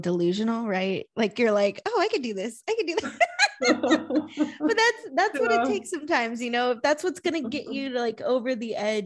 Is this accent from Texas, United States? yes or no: yes; San Antonio, Texas, United States; I'm from San Antonio, Texas, business operations consultant